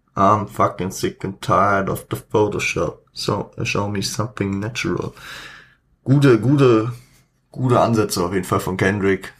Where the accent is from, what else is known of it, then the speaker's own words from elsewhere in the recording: Frankfurt, Hesse, Germany; ich als Frankfurter